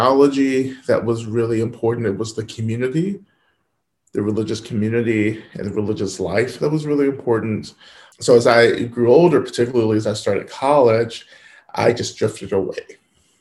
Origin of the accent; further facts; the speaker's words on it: the South, United States; I grew up in the South